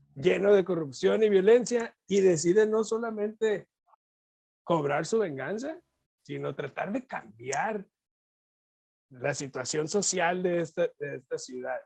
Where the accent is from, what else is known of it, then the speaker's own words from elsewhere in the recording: Mexico; ser mexicano